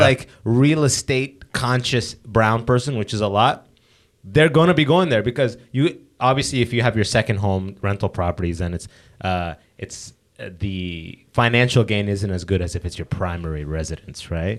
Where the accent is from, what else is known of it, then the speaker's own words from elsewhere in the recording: London, Ontario, Canada; I grew up in London